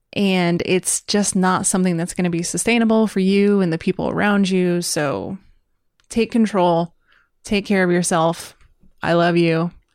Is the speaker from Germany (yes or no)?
no; United States; as an American